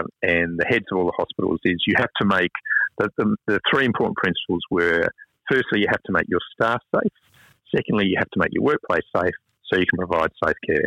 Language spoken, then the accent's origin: English; Western Australia, Australia; now in Cairns, Australia; we're from Western Australia